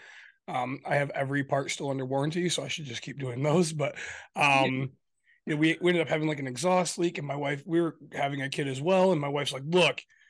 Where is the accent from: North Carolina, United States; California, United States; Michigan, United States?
Michigan, United States; We're from Michigan